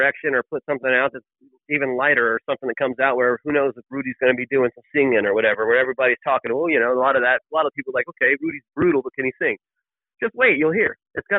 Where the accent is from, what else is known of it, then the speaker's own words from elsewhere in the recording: San Antonio, Texas, United States; also born or lived in Round Rock, Texas; I grew up in San Antonio, you know, I finished high school in Austin area, Round Rock